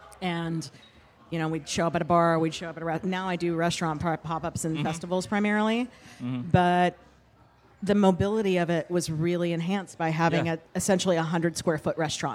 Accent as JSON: {"language": "English", "region": "North Carolina", "country": "United States", "tie": "born or raised there", "also_born_or_lived": "Kentucky", "said": "Born in Kentucky, raised in North Carolina, and had a tech job until about 7 years ago."}